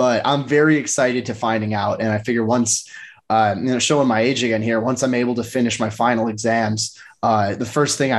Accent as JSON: {"language": "English", "region": "Midwest", "country": "United States", "said": "I'm probably biased being a Midwesterner"}